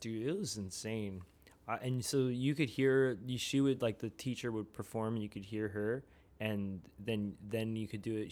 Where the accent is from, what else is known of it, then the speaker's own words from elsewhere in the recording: suburbs of Philadelphia, Pennsylvania, United States; moved away; I'm originally from outside of Philadelphia in, like, the suburbs